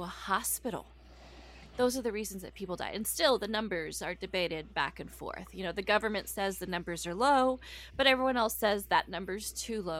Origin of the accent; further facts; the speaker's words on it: Corpus Christi, Texas, United States; I grew up around Corpus Christi, Texas, the Gulf of Mexico